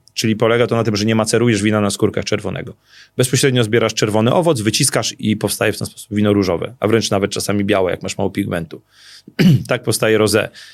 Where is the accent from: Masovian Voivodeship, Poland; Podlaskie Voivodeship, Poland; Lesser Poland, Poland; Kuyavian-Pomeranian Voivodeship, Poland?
Lesser Poland, Poland; Ziewanice; ja się wychowałem na Ziewanicach